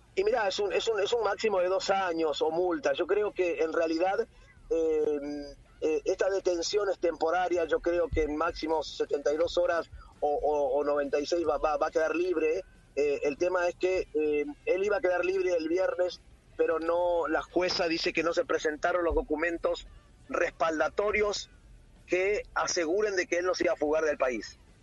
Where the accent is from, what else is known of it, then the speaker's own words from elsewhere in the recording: Argentina; moved away as an adult; now in Paraguay; yo soy argentino